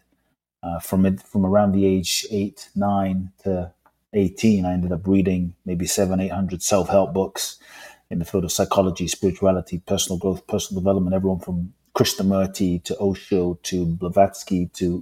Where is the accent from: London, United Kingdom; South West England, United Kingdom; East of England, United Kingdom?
London, United Kingdom; moved away as an adult; also born or lived in Ghana; now in United States; I grew up in London. Lived in the US for 20 plus years now.